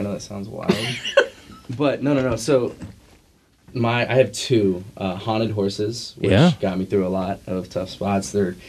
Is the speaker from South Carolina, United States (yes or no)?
yes; Beaufort, South Carolina, United States; moved away; also born or lived in Virginia; Originally South Carolina, Beaufort, South Carolina.